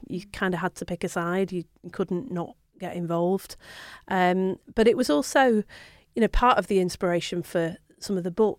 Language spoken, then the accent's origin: English; Manchester, North West England, United Kingdom; also born or lived in Bury; I'm actually from Manchester originally, so I was born and brought up there until my mum moved to Bury when I was in my mid-teens. So I read it when I was in Manchester